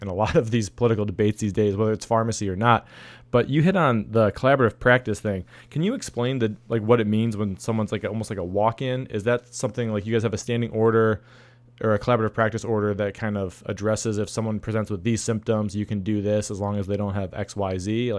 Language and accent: English; Ohio, United States; I'm from Ohio